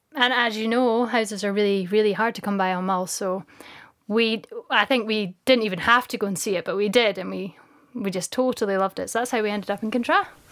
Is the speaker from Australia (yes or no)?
no; Dunkeld, Scotland, United Kingdom; also born or lived in Glasgow / Mull; now in Isle of Mull, United Kingdom; Dunkeld, where I'm from